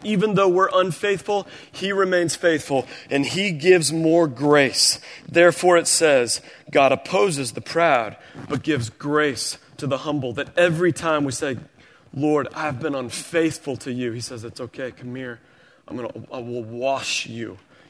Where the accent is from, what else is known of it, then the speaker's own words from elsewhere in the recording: Springfield, Missouri, United States; I grew up in Missouri. We had tornadoes every spring. Springfield, Missouri and Greene County, it was predictable.